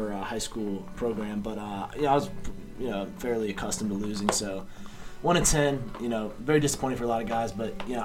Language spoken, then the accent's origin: English; Winston-Salem, North Carolina, United States; moved away as an adult; now in Salisbury, United States; I'm from Winston-Salem, North Carolina, currently residing in Salisbury, North Carolina.